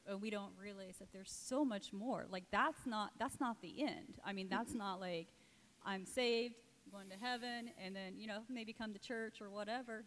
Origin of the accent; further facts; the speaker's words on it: Indiana, United States; moved away as an adult; now in Cambodia; I'm from Indiana originally